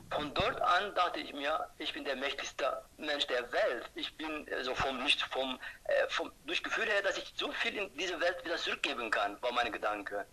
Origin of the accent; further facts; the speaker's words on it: Turkey; German is a second language; moved away as an adult; now in Germany; Ich komme ursprünglich aus der Türkei